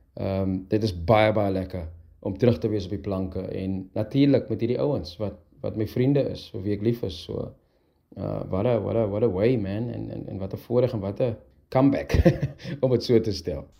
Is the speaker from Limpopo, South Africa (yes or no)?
no; Heidelberg, Western Cape, South Africa; ons het saam groot geword. Ons is van Heidelberg af